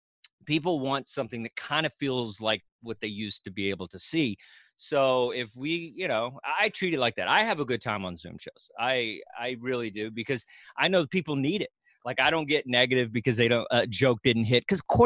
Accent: Dallas, Texas, United States; also born or lived in Kilgore, Texas; I'm from all over. I was born in Kilgore, Texas, but Dallas-Fort Worth is most of my adolescence.

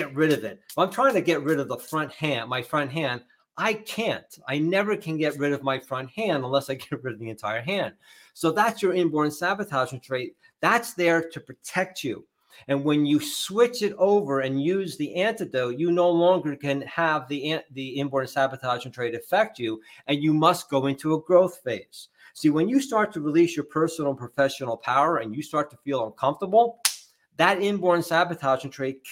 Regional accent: New Jersey, United States; I'm from Jersey

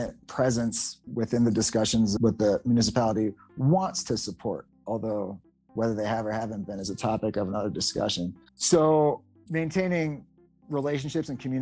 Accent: United States; we're white males from the United States

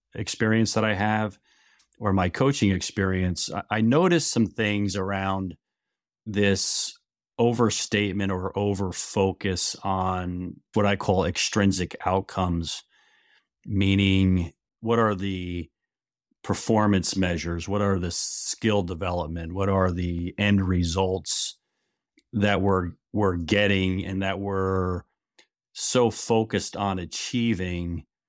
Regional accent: New York area, New Jersey, United States; moved away as an adult; now in Niles, Michigan, United States; I grew up in New Jersey, New York area, and lived there the first twenty-one years of my life

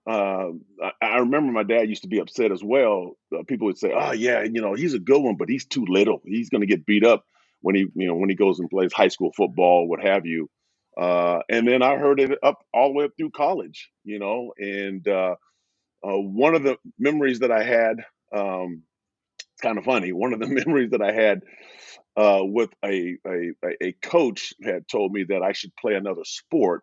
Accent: Portland, Oregon, United States; growing up in Portland

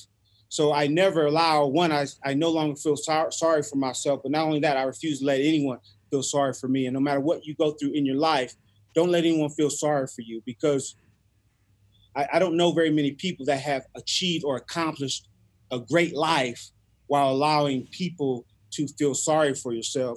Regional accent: Los Angeles, California, United States; growing up in South Central L.A.

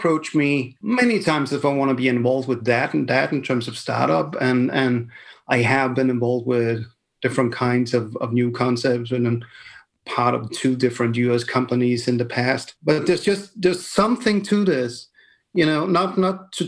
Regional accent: Denmark; I come from Denmark

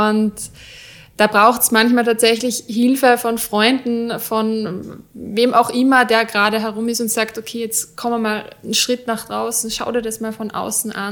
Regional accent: Vienna, Austria; bei uns in Wien

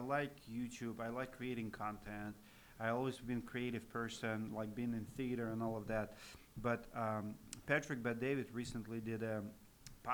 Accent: Siberia, Russia; English is a second language; moved away as an adult; now in United States; I'm Russian American

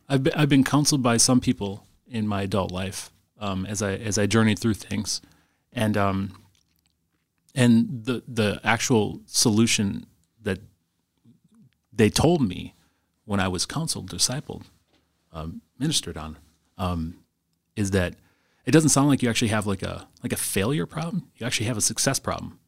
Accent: Green Bay, Wisconsin, United States; I, I grew up in Green Bay in, uh, in the nineties

